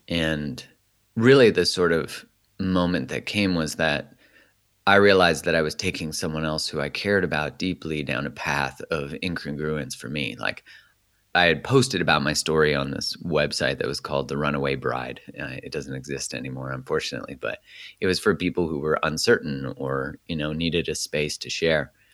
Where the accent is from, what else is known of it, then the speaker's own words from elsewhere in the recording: Calgary, Alberta, Canada; so I grew up in Canada. I was born in Calgary